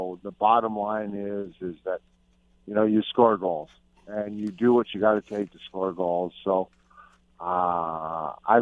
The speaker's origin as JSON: {"language": "English", "town": "Hamilton", "region": "Ontario", "country": "Canada", "tie": "born or raised there", "moved": "yes", "lives_now": "Tampa, United States", "said": "to be in Hamilton, and that's my hometown"}